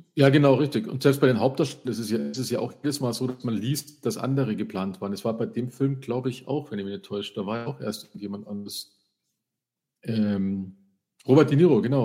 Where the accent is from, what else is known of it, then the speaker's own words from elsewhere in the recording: Freising, Bavaria, Germany; bei uns in Freising